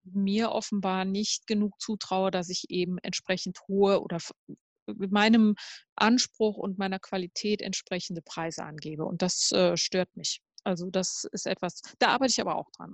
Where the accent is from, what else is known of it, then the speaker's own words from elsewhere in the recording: near Cologne, North Rhine-Westphalia, Germany; ich bin ja in der Nähe von Köln aufgewachsen